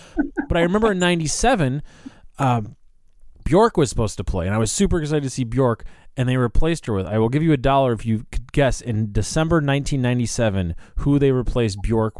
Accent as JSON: {"language": "English", "town": "Chicago", "region": "Illinois", "country": "United States", "said": "We're both from the Chicagoland area"}